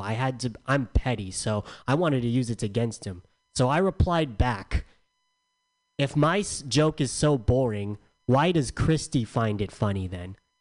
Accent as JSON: {"language": "English", "town": "San Diego", "region": "California", "country": "United States", "said": "I'm from San Diego"}